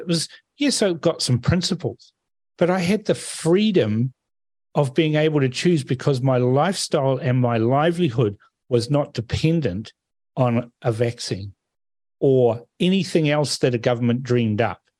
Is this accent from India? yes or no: no; Fiji; now in New Zealand; I'm from Fiji. I was born there